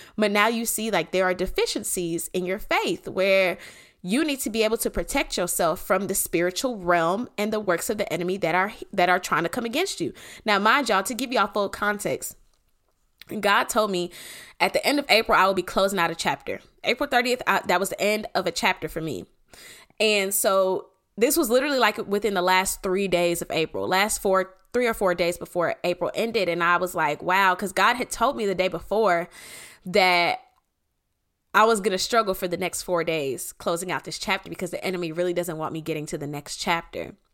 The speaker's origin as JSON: {"language": "English", "area": "Clayton County", "region": "Georgia", "country": "United States", "said": "I'm from Clayco"}